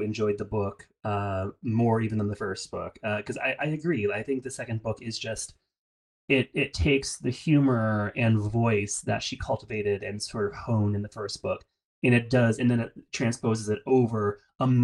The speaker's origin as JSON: {"language": "English", "country": "United States", "said": "as American readers"}